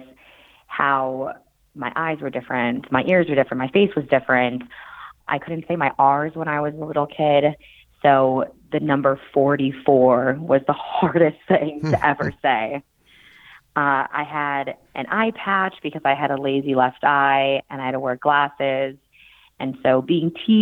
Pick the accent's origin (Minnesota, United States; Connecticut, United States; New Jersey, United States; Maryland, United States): Minnesota, United States; also born or lived in South Korea; I was adopted from South Korea when I was 5 months old to a family in Minnesota